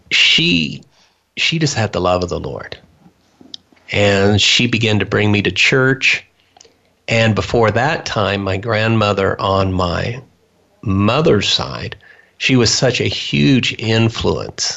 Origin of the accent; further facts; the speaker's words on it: Wichita, Kansas, United States; moved away as an adult; now in Grangeville, United States; I grew up in Wichita, Kansas